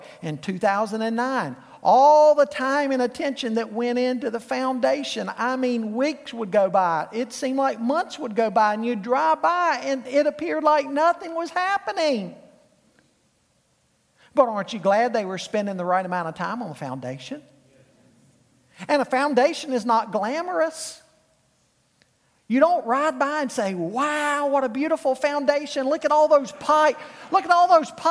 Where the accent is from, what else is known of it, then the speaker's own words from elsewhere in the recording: Charlotte, North Carolina, United States; I grew up in Charlotte.